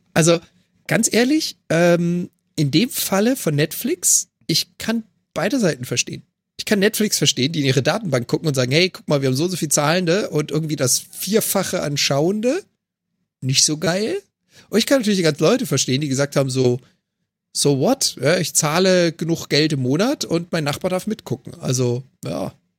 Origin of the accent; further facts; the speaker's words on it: Germany; moved away as an adult; now in Canada; als Deutscher in Kanada